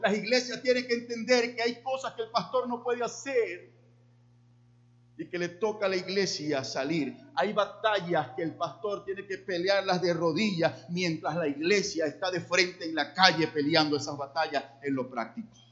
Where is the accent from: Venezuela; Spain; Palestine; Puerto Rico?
Venezuela; Llanero, Los Llanos; me decían … porque hablaba demasiado rápido como buen llanero